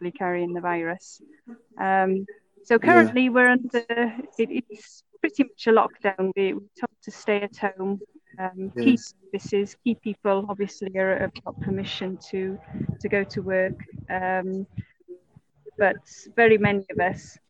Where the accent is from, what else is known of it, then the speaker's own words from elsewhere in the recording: Mid Wales, United Kingdom; moved away as an adult; also born or lived in Brecon; now in Uganda; I'm from Mid Wales. I grew up in Mid Wales